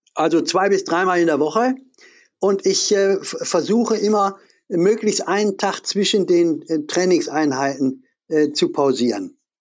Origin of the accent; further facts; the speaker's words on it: Essen, North Rhine-Westphalia, Germany; ich bin in Essen groß geworden, Essen-Ruhr, in der Kruppstadt.